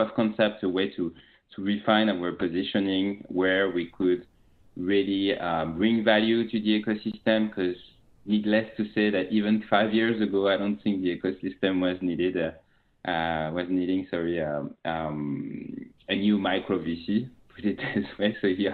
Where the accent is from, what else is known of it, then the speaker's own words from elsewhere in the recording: France; accent: French; English is a second language; moved away as an adult; also born or lived in China; now in San Francisco, United States; You will very quickly notice that I'm French with my accent. I'm French. I'm based in San Francisco.